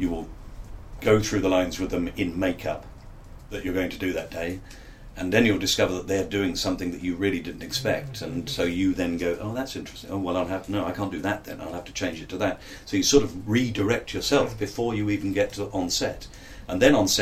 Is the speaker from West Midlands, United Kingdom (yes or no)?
no; London, United Kingdom; accent: Cockney; I come from Bermondsey, that's where I come from